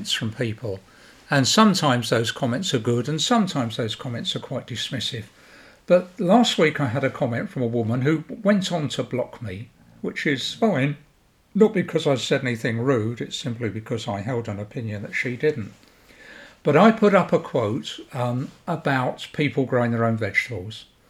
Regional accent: London, United Kingdom; When I grew up in South London, as a boy, in not a rich part of South London, a fairly working class bit of South London

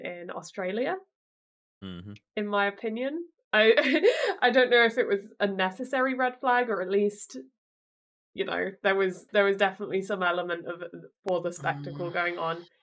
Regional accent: United Kingdom; as a British person

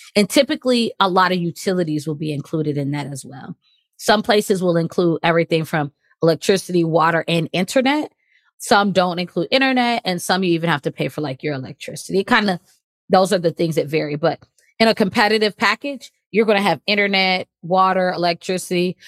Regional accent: United States; moved away as an adult; also born or lived in Qatar / China / Kuwait; now in Cayman Islands; I'm from the United States.

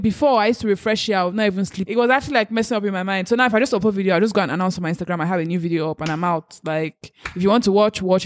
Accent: Nigeria; as a Nigerian

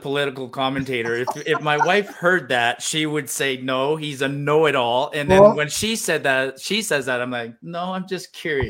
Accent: Ottawa, Ontario, Canada; first language French; moved away as an adult; now in Alberta, Canada; I was actually, I was born in Ottawa, actually

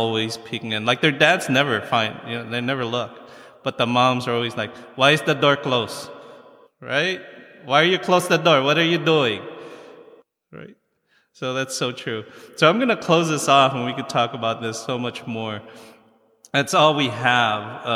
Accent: United States; also born or lived in Philippines; we grew up in the United States

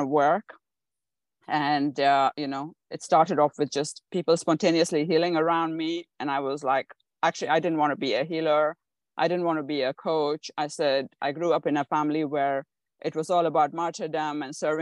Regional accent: India; I was born in India

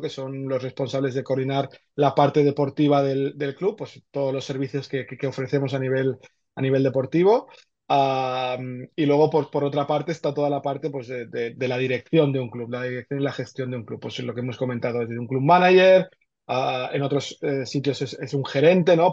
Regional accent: Argentina; now in Barcelona, Spain; Yo nací en Argentina, llevo aquí muchos años ya.

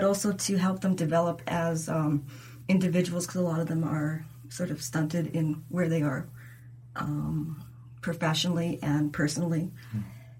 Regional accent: Alberta, Canada; also born or lived in Saskatoon; now in Saskatchewan, Canada; I'm not originally from here. I'm from Alberta.

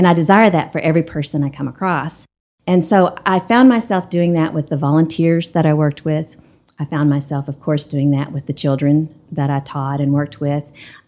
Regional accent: Lubbock, Texas, United States; moved away as an adult; now in Amarillo, United States; we both grew up in Lubbock.

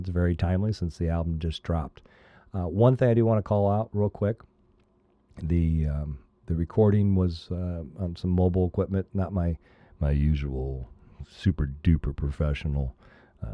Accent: Midwest, United States; now in Arizona, United States; I grew up in the Midwest

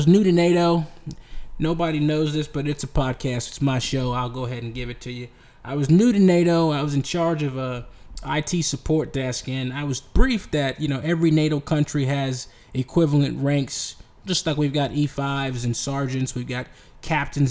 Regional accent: United States; I'm an American

